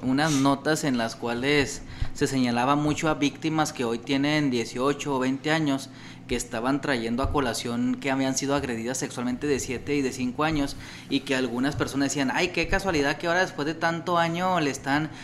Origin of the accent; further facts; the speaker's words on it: Ciudad Juárez, Chihuahua, Mexico; yo soy de Chihuahua, soy de Juárez específicamente